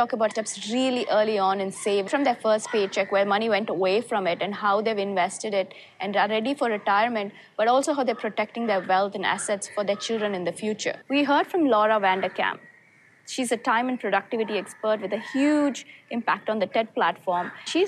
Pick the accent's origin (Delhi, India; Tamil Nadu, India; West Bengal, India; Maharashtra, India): Tamil Nadu, India; Chennai; I am so excited to be back in my hometown of Chennai in India.